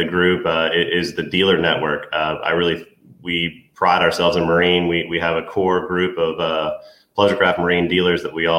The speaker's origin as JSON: {"language": "English", "region": "Eastern North Carolina", "country": "United States", "tie": "born or raised there", "also_born_or_lived": "Virginia", "said": "So I'm from Eastern North Carolina. Some people call it the Outer Banks. So growing up around the water"}